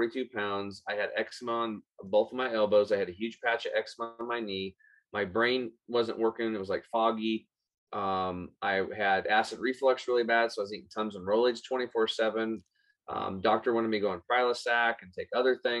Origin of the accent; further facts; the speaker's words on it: Eastern Oregon, United States; I grew up over in Eastern Oregon on a small cattle and hay farm